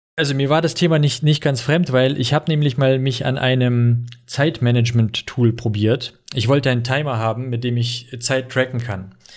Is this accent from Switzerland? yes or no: no; Russia; now in Germany; ich bin ja aus Russland